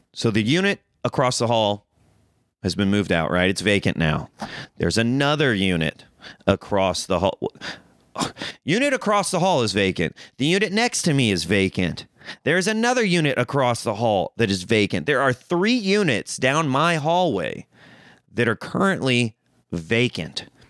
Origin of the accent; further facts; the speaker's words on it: Missouri, United States; moved away as an adult; now in Los Angeles, United States; I'm a country boy. I'm from Missouri.